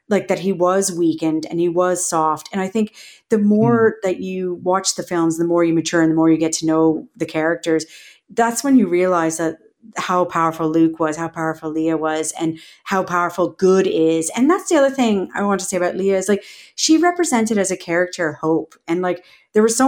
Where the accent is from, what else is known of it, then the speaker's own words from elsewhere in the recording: Canada; growing up in Canada